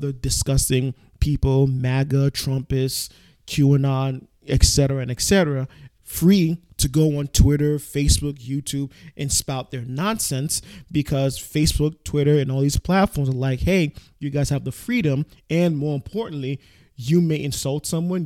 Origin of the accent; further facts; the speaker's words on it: New York City, New York, United States; I'm a New Yorker native through and through.